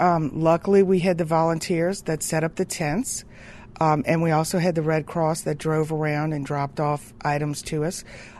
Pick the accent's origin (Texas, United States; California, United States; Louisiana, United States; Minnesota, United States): Louisiana, United States; New Orleans; now in Pascagoula, United States; I am from New Orleans. I am a Louisiana resident prior to me moving to Mississippi